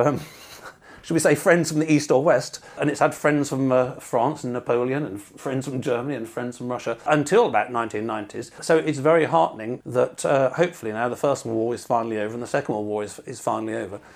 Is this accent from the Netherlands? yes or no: no; England, United Kingdom; being English